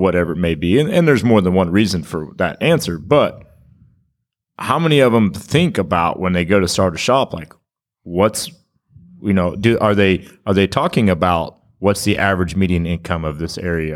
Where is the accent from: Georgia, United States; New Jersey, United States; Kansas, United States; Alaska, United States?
Kansas, United States; now in Stillwater, United States; I grew up in Kansas